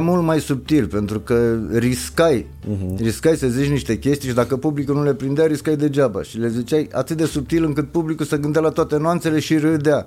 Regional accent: Gorj, Romania; moved away; also born or lived in Petroșani; în Gorj, de unde sunt eu

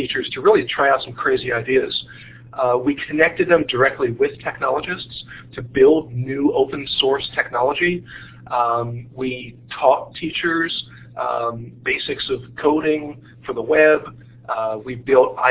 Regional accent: Baltimore, Maryland, United States; the culture of where I grew up and here in Baltimore

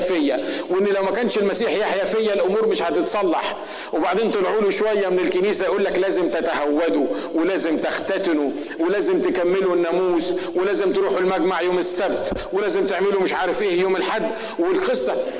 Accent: Egypt; احنا المصريين

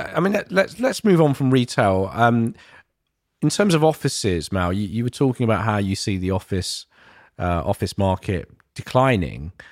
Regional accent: London, United Kingdom; places where I grew up in East London

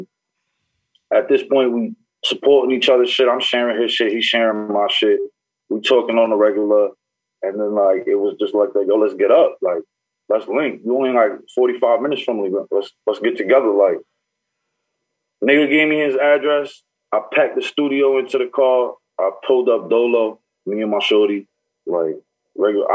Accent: Newburgh, New York, United States; I'm from Newburgh

